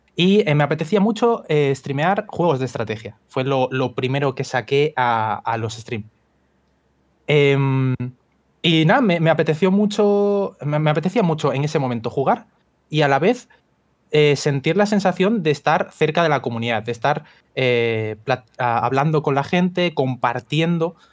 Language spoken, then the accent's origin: Spanish; Spain; soy, de España